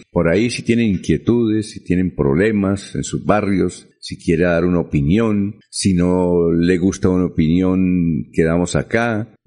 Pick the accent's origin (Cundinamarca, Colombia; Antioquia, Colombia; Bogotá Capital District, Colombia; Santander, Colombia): Santander, Colombia; Barichara; yo le dije, doctor Belisario, yo soy de Barichara, donde usted vive.